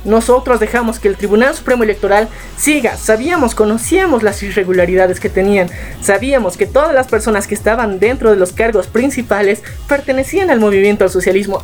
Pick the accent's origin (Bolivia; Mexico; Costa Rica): Bolivia; nosotros como ciudadanos bolivianos